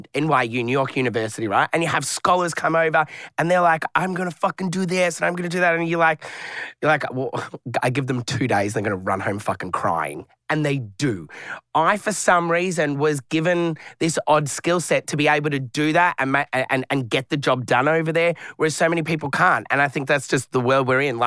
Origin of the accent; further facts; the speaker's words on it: Mill Park, Victoria, Australia; we grew up in Mill Park.